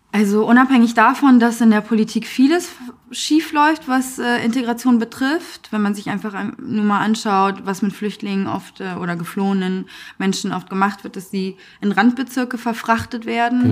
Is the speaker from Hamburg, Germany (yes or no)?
yes; Hamburg, Germany; also born or lived in Afghanistan; ich bin dann im Asylbewerberheim groß geworden